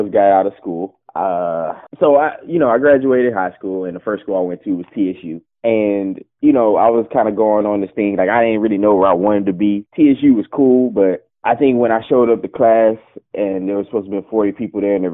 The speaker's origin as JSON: {"language": "English", "town": "Beaumont", "region": "Texas", "country": "United States", "tie": "born or raised there", "lives_now": "Dallas, United States", "said": "Uh Beaumont, Texas."}